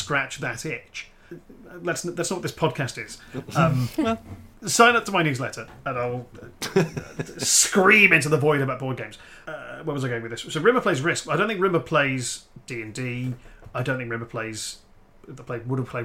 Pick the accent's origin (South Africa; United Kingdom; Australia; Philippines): United Kingdom; Liverpool, North West England; I'm from Liverpool